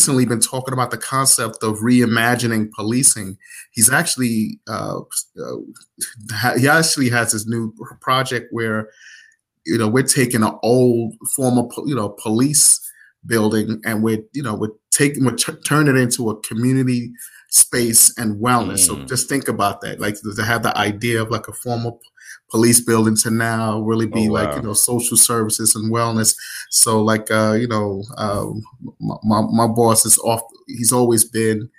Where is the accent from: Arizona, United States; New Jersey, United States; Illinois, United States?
New Jersey, United States; Irvington; also born or lived in Nigeria; I was born in Nigeria, left when I was about 6 years old, and I grew up in, New Jersey thereafter. Product of Irvington, New Jersey